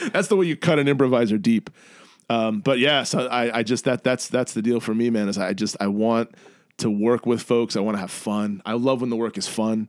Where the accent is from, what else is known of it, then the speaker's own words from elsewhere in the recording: New York City, New York, United States; moved away as an adult; now in Chicago, United States; I grew up in New York in the eighties